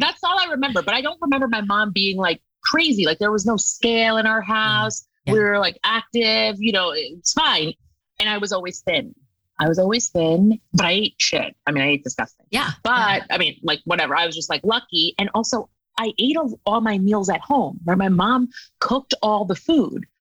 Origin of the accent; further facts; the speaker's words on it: United States; I grew up on the East Coast in like a suburb outside of New York City, like 40 miles